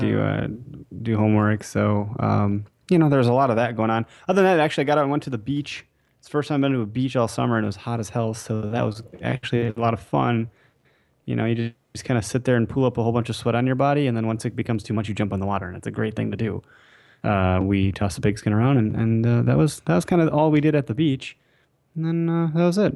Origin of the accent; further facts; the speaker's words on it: Wisconsin, United States; we are from Wisconsin